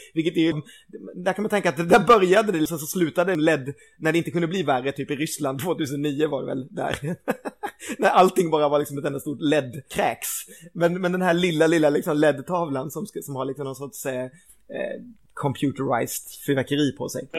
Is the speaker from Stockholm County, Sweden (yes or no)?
no; Gothenburg, Västra Götaland, Sweden; som stolt göteborgare